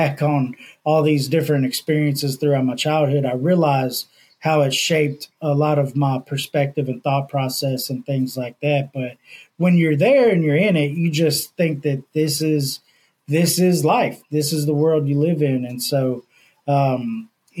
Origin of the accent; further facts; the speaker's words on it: Houston, Texas, United States; now in Louisiana, United States; I was born and raised in Houston, Texas